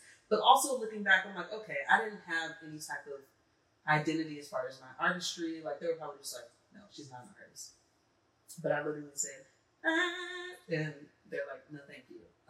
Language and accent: English; Los Angeles, California, United States; moved away; I'm from California, from LA.